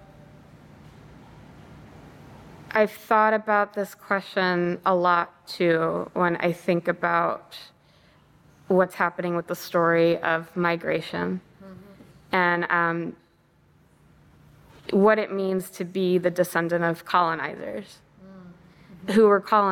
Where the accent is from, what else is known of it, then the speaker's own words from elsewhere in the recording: United States; I was raised to believe are true as an American